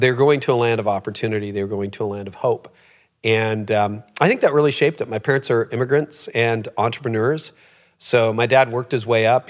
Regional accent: Canada; I was born in Canada, but my parents were both born in Holland

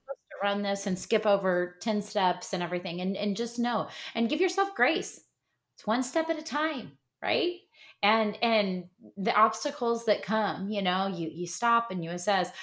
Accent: Midwest, United States; I'm from the Midwest

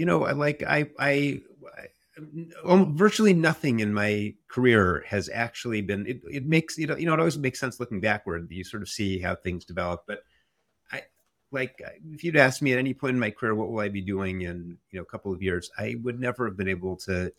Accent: New Haven, Connecticut, United States; We grew up in Connecticut. I grew up in New Haven, Connecticut.

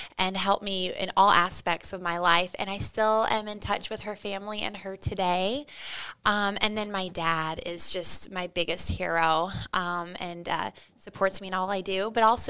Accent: Crete, Nebraska, United States; I'm from Crete, Nebraska. So I'm from a small town and my dad was an educator and he taught at my local high school

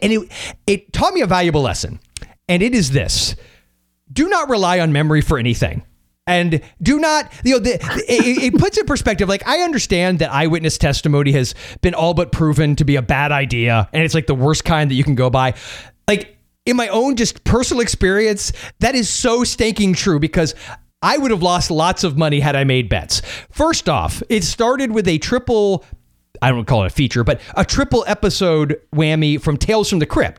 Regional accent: St. Petersburg, Florida, United States; I was born in St. Petersburg

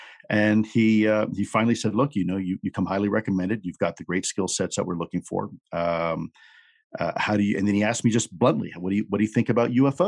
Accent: Florida, United States; So South Florida, my father was involved in the U.S.-backed operations in the Bay of Pigs.

